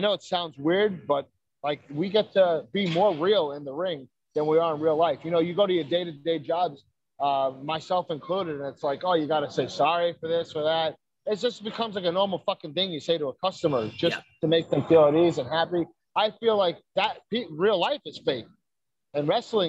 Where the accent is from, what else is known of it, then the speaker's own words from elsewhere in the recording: New York City, New York, United States; moved away as an adult; also born or lived in Dyker Heights, Brooklyn / Staten Island; now in Florida, United States; Brooklyn, I'm originally from Bensonhurst, 18th Avenue and 72nd, between 18th and 19th. And then, you know, I moved around. I did Dyker Heights most recently before I moved here to Florida